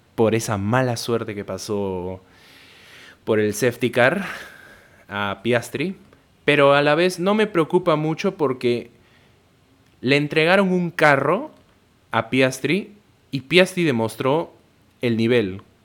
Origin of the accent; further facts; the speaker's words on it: Peru; yo soy peruano